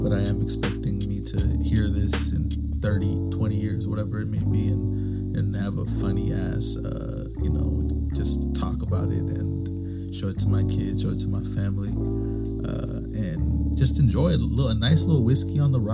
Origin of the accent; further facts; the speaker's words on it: San Pablo, California, United States; also born or lived in San Francisco, California; I grew up in San Pablo pretty much after 2001